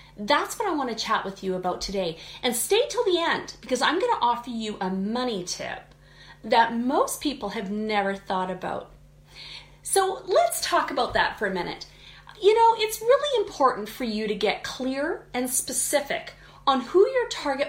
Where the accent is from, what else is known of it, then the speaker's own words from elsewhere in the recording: Canada; I'm Canadian, so we say niche.